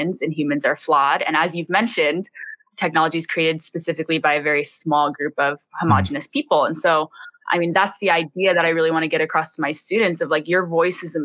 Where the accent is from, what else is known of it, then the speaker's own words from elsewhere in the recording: Bay Area, California, United States; now in Hawaii, United States; I grew up in the Bay Area, low income